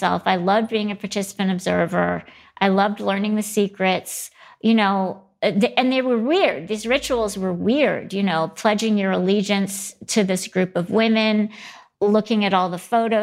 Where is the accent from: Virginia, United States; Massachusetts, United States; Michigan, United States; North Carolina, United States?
Michigan, United States; Grand Rapids; also born or lived in Ann Arbor, Michigan; I grew up in Ann Arbor and then most of the time in Grand Rapids, Michigan